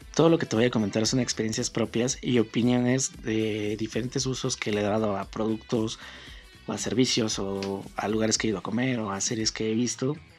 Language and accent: Spanish; Mexico City, Mexico; soy mexicano originario de la Ciudad de México